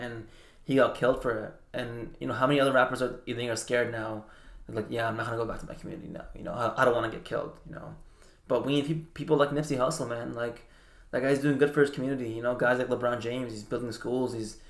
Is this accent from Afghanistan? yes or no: yes; Afghanistan; now in Canada; when I came to Canada from Afghanistan, like, I didn't have much, you know, and I could have easily went a different route.